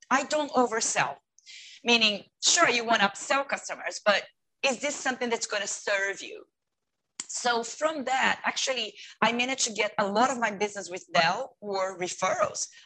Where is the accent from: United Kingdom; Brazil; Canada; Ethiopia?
Brazil; English is a second language; moved away as an adult; also born or lived in United States; now in Hong Kong; I am from Brazil, originally from Brazil